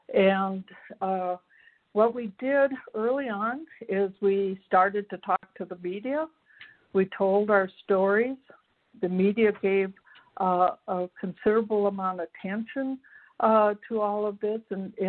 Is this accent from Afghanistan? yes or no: no; Minnesota, United States; I'm from Minnesota, and I am executive director of a nonprofit here